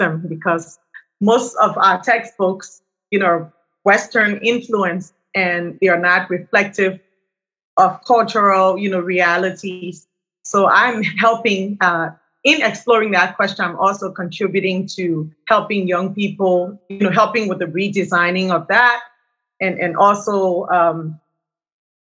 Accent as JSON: {"language": "English", "country": "Liberia", "tie": "born or raised there", "said": "I grew up in Liberia"}